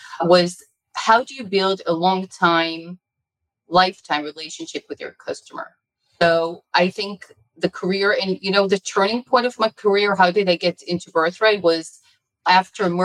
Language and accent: English; Israel; also born or lived in United States; I was born in the United States of America. My parents are Israelis. My father got his PhD and postdoctorate in Yale, Princeton. And I grew up in Israel, and all my adult life has been here